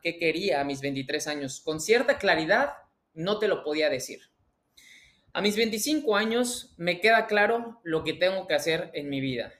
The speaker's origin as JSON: {"language": "Spanish", "country": "Mexico", "said": "mexicano, emprendedor y empresario"}